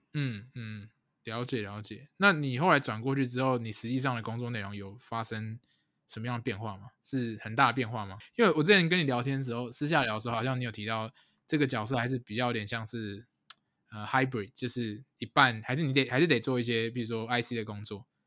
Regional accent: Taiwan; 我们如果台湾人在这种跨国文化的呃职场上面有什么样的优势吗

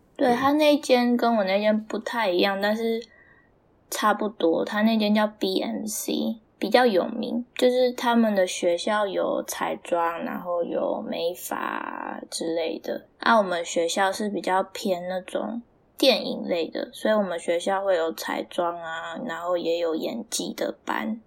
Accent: Taiwan; moved away as an adult; now in Canada; 我台湾人

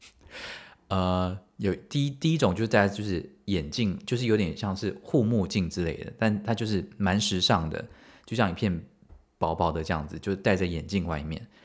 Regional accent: Taiwan; 我们台湾人应该都蛮怕死的

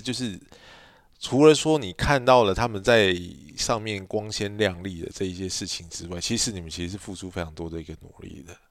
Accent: Taiwan; 但是你知道我们台湾人就是

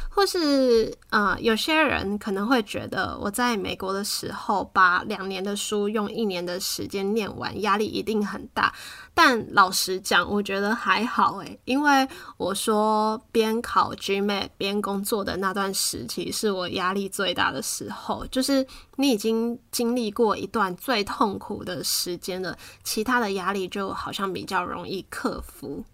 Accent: Taiwan; moved away; 因为从台湾离开的话，你很清楚，你终究会回来

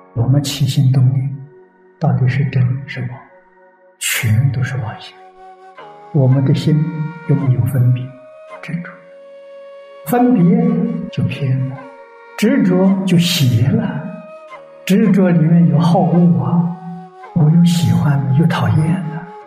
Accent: China; 我们中国人常讲忠心报国啊

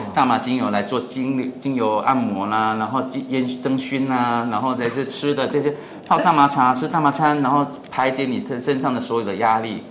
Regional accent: Taiwan; moved away as an adult; now in Chiang Rai, Thailand; 我们台湾人

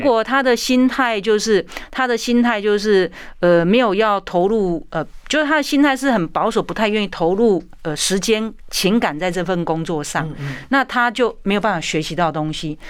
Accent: Taiwan; 我们台湾人

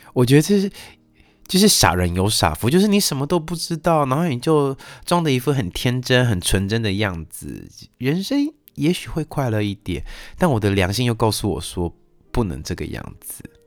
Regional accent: Taiwan; moved away as an adult; 我在台湾受教育长大，我的逻辑思考训练是在台湾，呃，受到的训练

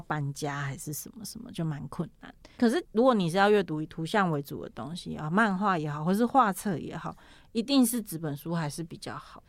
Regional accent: Pingtung County, Taiwan; moved away as an adult; now in Taipei, Taiwan; 我小时候在屏东念书，然后大学的时候上来台北

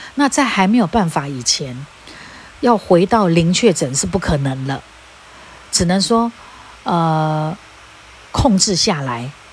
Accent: Taiwan; 我们台湾人

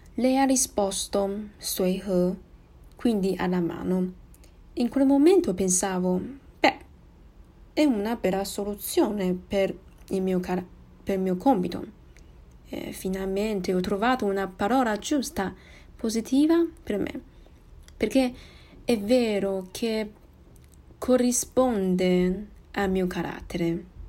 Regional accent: Taiwan; Italian is a second language; sono di Taiwan

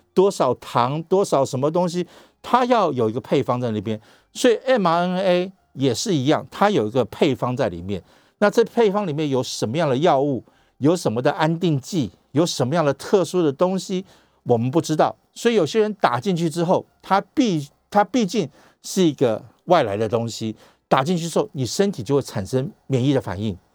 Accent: Taiwan; 我们台湾人

